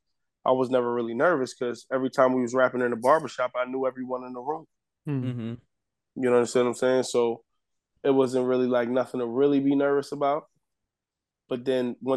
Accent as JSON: {"language": "English", "town": "New York City", "region": "New York", "country": "United States", "said": "I'm from the Bronx"}